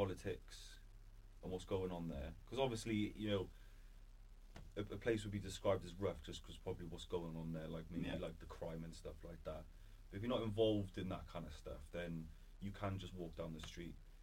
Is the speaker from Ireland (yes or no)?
no; Cardiff, Wales, United Kingdom; also born or lived in Caerphilly; I'm a Cardiff boy, born and raised